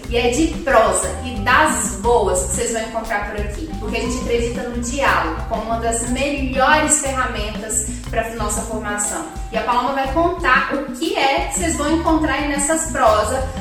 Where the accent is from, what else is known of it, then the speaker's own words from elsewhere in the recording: Minas Gerais, Brazil; accent: mineiro; Eu sou mineira, como dá para perceber pelo sotaque, que não engana